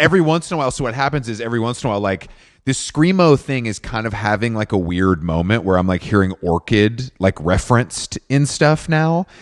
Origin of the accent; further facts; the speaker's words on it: Atlanta, Georgia, United States; I grew up in Atlanta